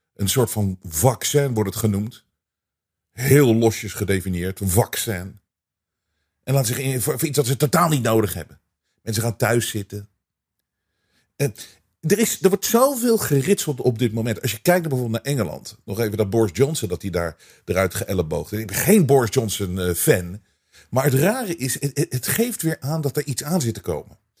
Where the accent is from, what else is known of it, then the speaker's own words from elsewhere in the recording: Netherlands; wij als Nederlanders